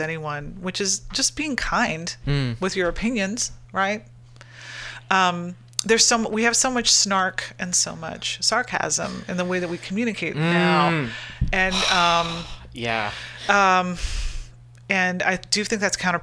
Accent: United States; we are all American, you know, just thinking of the notion of like being born an American

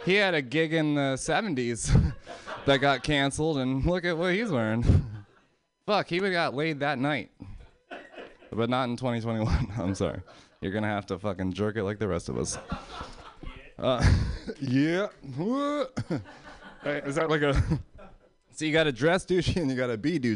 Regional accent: Pennsylvania, United States; moved away; I'm from Pennsylvania

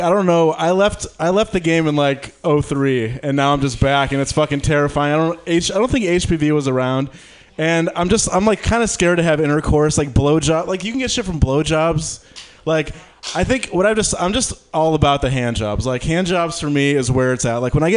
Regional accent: Detroit, Michigan, United States; now in San Francisco, United States; I'm from Detroit.

